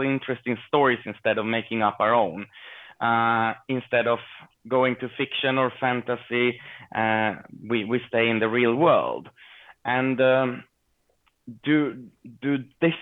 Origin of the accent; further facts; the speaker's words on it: Sweden; growing up here in Sweden